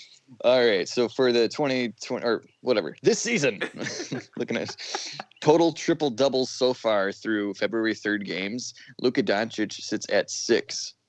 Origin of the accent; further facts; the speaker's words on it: Wisconsin, United States; We're from Wisconsin, not Houston.